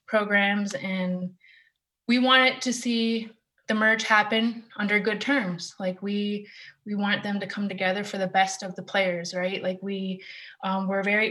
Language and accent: English; Six Nations, Ontario, Canada; I'm from Six Nations.